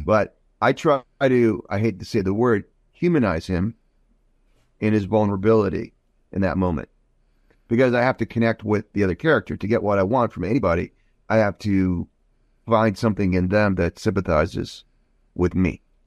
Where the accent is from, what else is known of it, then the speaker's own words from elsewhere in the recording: Croatia; I'm from Croatia